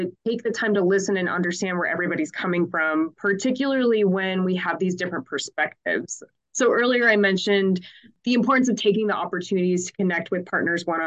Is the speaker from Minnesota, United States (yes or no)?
yes; Minneapolis–Saint Paul, Minnesota, United States; now in Missoula, United States; I grew up in the Twin Cities